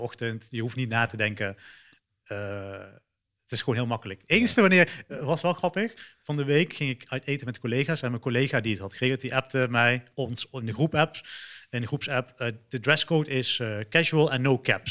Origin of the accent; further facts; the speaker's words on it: Eindhoven, North Brabant, Netherlands; moved away as an adult; also born or lived in Sri Lanka; now in Dubai, United Arab Emirates; ik kom uit Nederland, eh, Eindhoven